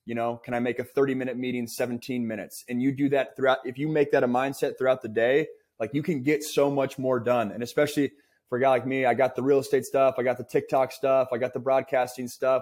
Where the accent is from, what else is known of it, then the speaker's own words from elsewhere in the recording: West Coast, United States; for me, a West Coast kid